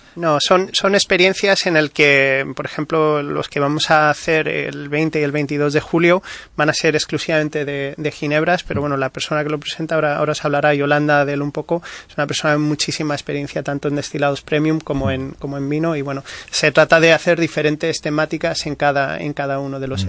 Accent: United States; now in Spain; Me crié en Estados Unidos

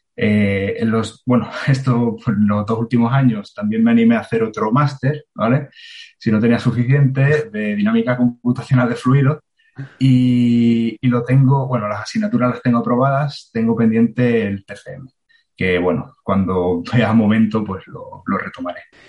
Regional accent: Marbella, Andalusia, Spain; moved away as an adult; also born or lived in Granada / Cantabria / Chennai; nací en Marbella

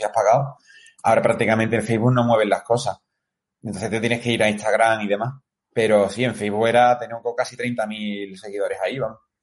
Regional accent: Seville, Andalusia, Spain; soy de Sevilla.

